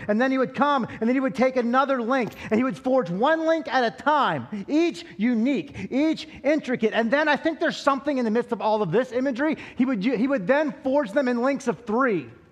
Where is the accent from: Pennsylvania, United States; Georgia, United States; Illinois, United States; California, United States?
Pennsylvania, United States; Altoona; I'm from Western Pennsylvania, uh, the sticks. Now, I'm not just from Altoona, like I'm, I'm from like the outskirts of Altoona